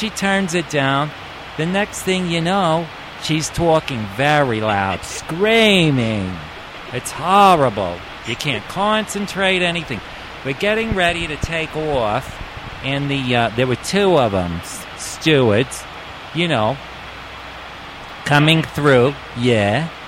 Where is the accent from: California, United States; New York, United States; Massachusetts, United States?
New York, United States; So, what I wanted to tell you about was I am from New York.